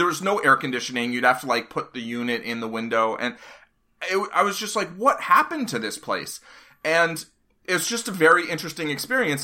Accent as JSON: {"language": "English", "town": "New York City", "region": "New York", "country": "United States", "tie": "born or raised there", "moved": "as an adult", "said": "I grew up in Hell's Kitchen in the eighties and lived there until two, two thousand ten"}